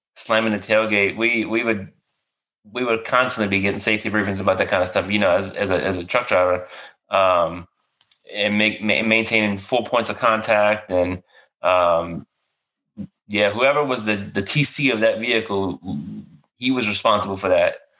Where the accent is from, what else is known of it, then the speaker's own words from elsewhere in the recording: Marrero, Louisiana, United States; moved away as an adult; I grew up in a little area called Marrero, which is like 15 minutes outside downtown.